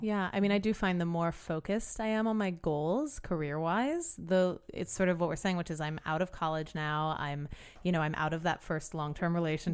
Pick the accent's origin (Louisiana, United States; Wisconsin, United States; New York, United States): Louisiana, United States; New Orleans; I grew up in New Orleans